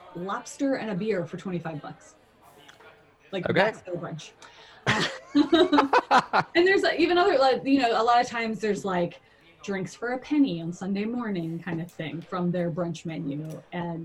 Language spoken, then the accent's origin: English; Philadelphia, Pennsylvania, United States; now in Washington, D.C., United States; I'm originally from Philadelphia